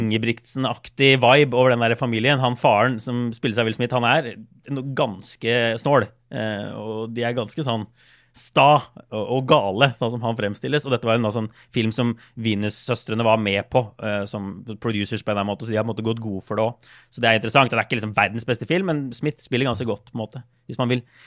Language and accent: Norwegian; Norway; moved away; hjemme i Norge